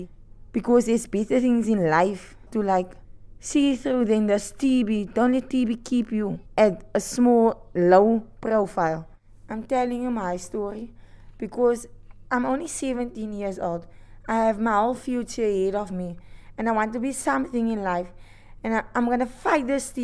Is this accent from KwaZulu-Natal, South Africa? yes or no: no; Atlantis, Western Cape, South Africa; I'm from Atlantis, Western Cape, Cape Town